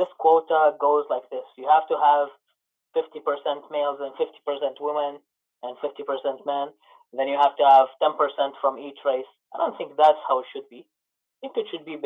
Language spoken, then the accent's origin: English; Iraq; now in Canada; I'm from Iraq.